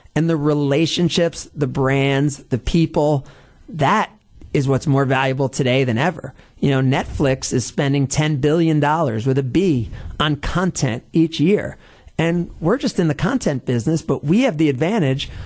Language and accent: English; New Jersey, United States; now in Milwaukee, United States; I was a sports fan growing up in New Jersey